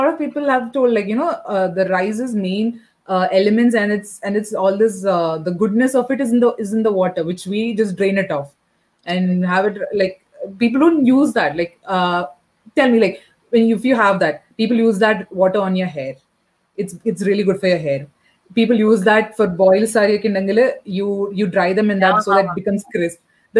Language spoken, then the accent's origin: English; Bahrain; I was not very familiar because I was brought up in Bahrain.